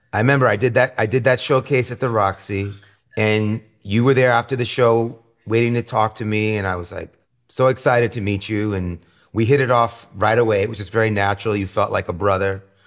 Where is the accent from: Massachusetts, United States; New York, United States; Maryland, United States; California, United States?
New York, United States; New York City; growing up in New York City in the late sixties as a, you know, very small child